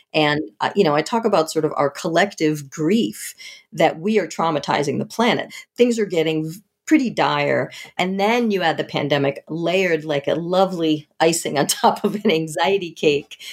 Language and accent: English; outside of Boston, Massachusetts, United States; I grew up outside of Boston